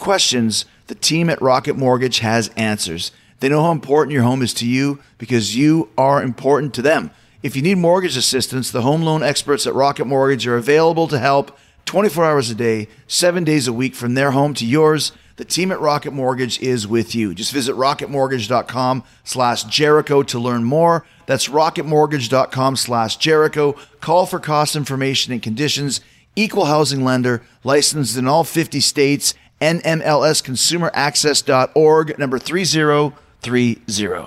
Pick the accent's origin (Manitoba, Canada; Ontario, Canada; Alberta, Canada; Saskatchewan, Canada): Manitoba, Canada; Winnipeg; growing up in Winnipeg